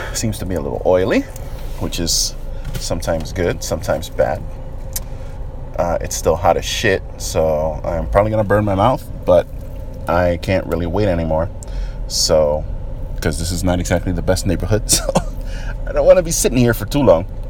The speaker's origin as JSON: {"language": "English", "town": "New York City", "region": "New York", "country": "United States", "tie": "born or raised there", "said": "I grew up in New York, more specifically the Bronx, New York"}